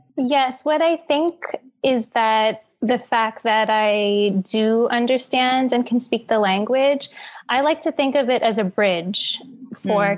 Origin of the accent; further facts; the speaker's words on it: New York City, New York, United States; I was born and raised in Queens